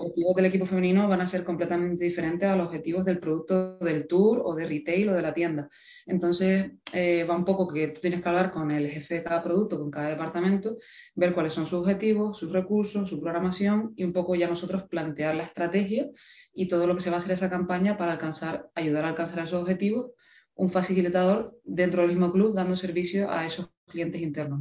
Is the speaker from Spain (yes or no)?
yes; Gran Canaria, Canary Islands, Spain; moved away as an adult; now in Seville, Spain; yo soy de Gran Canaria